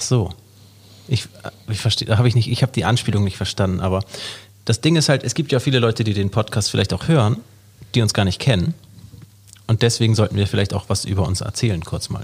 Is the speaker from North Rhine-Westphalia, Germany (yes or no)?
no; Hamburg, Germany; also born or lived in Norderstedt; 1985 geboren, am 5.2. im wunderschönen Hamburg.